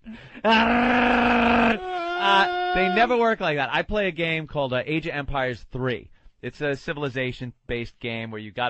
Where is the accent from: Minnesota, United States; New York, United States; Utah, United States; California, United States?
New York, United States; Long Island; I remember growing up on Long Island